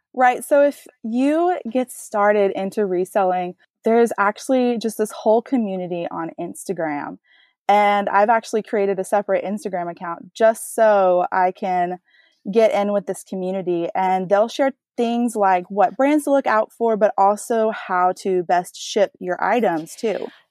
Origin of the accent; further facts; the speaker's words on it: Texas, United States; I am a wife from Texas, so you might hear a little bit of accent come out here and there